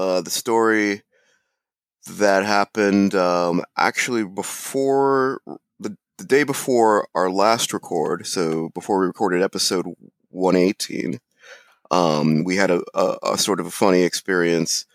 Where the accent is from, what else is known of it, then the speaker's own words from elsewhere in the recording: Ohio, United States; when we were growing up in Ohio.